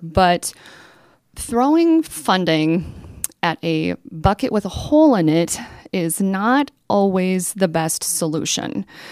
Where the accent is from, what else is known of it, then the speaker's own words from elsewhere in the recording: Rapid City, South Dakota, United States; I was born and raised in District thirty-five, attended Rapid Valley Elementary School